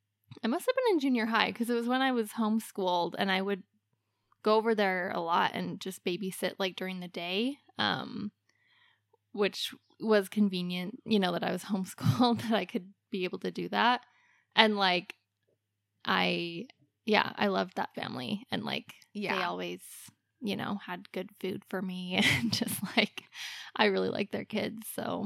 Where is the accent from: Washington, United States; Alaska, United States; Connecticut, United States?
Alaska, United States; We grew up in Alaska